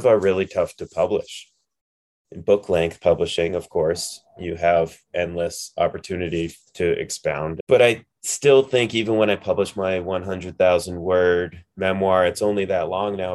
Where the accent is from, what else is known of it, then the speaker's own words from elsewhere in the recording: New Hampshire, United States; moved away as an adult; now in Colorado, United States; I'm from New Hampshire